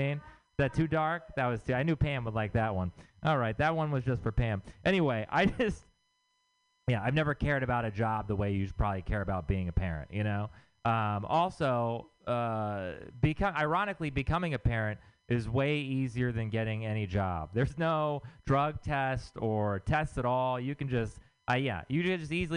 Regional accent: Texas, United States; moved away; I'm from Texas

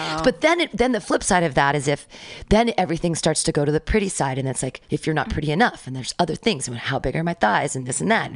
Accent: Danville, California, United States; now in San Francisco, United States; I grew up in Danville

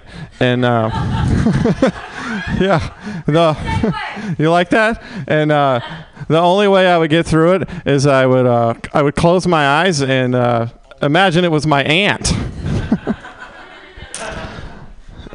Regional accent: Mississippi, United States; also born or lived in Oklahoma; now in San Francisco, United States; I was born in Oklahoma, then I downgraded to Mississippi.

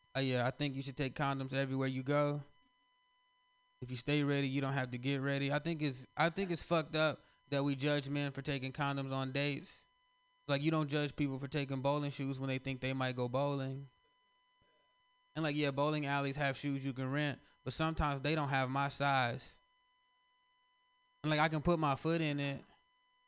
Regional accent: the South, United States; now in San Francisco, United States; I'm from the South, so I'm used to, like, Confederate people and Southern pride

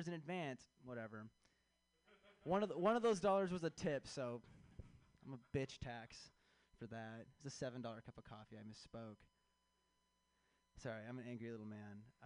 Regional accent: Chicago, Illinois, United States; I am from Chicago

